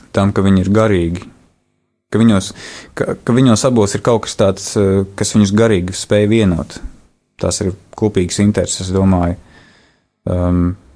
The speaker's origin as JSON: {"language": "Latvian", "region": "Riga", "country": "Latvia", "tie": "born or raised there", "said": "es esmu dzimis un uzaugusi Latvijā, Rīgā."}